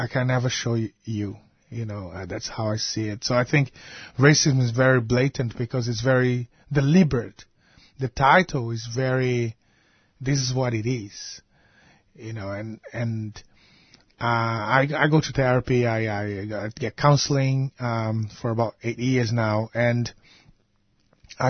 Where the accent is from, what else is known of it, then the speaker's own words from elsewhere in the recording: Brazil; now in Australia; growing up in Brazil